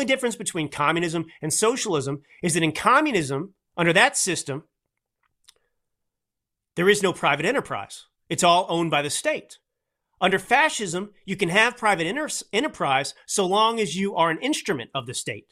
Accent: Texas, United States; accent: drawl; I grew up in Texas with kind of a drawl

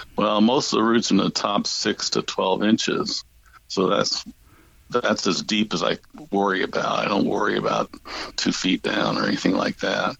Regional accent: St. Louis, Missouri, United States; I grew up in St. Louis, uh, Missouri

